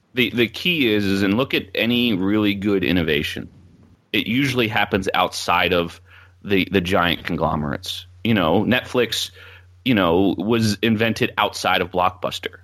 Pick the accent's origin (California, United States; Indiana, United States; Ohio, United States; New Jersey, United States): New Jersey, United States; Philadelphia area; South Jersey, Philadelphia area. So, like, I grew up twelve minutes from the E C W arena